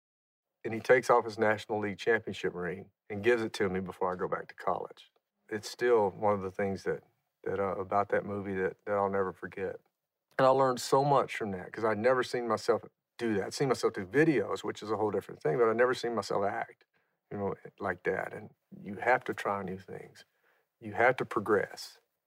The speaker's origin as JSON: {"language": "English", "region": "Louisiana", "country": "United States", "tie": "born or raised there", "said": "I grew up in Louisiana, and we used to drink Miller ponies sitting on a tailgate around a bonfire. I mean, that was part of the culture of growing up for us."}